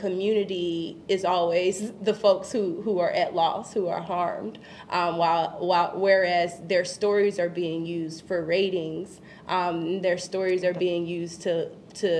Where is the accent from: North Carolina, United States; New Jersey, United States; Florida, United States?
North Carolina, United States; Kinston; moved away as an adult; now in Chicago, United States; My hometown, Kinston, North Carolina